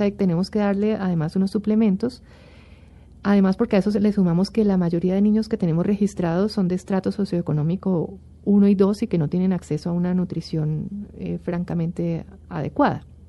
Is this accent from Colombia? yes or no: yes; Colombia; como colombiano y como miembro de esta sociedad